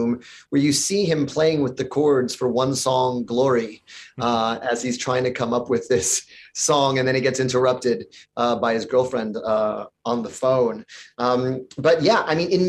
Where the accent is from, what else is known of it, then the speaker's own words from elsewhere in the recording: New York, United States; my hometown, just a few hundred blocks downtown from where I lived